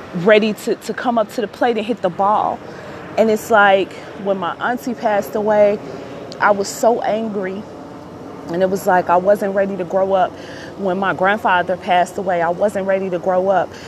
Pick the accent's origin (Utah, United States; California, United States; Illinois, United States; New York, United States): Illinois, United States; Chicago; I'm born and raised in Chicago